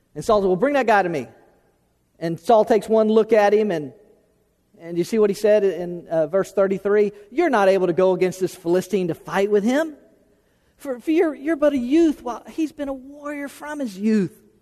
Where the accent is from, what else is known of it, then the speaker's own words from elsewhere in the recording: Florida, United States; moved away as an adult; also born or lived in Tennessee; from Florida, the only place I'd ever lived